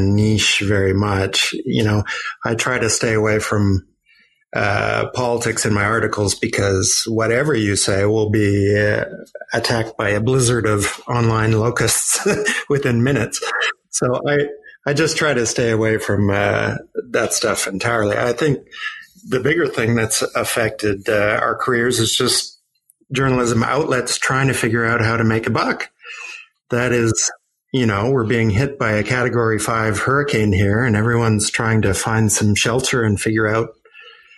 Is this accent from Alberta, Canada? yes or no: no; Vancouver, British Columbia, Canada; moved away as an adult; now in New York, United States; Vancouver, when I was growing up, was a very sleepy little town.